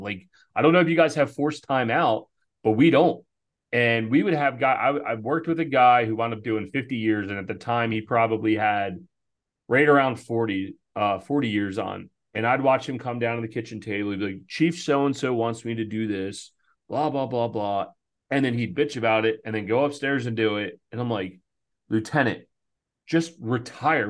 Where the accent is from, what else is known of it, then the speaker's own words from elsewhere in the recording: outside of Philadelphia, Pennsylvania, United States; moved away as an adult; also born or lived in Baltimore; we grew up volunteering outside of Philadelphia